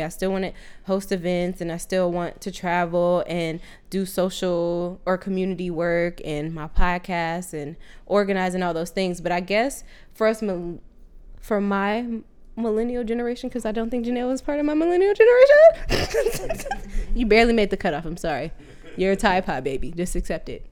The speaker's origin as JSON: {"language": "English", "region": "Southern California", "country": "United States", "moved": "yes", "lives_now": "Sacramento, United States", "said": "we're originally from SoCal, and right now we're in NorCal, right now in Sacramento"}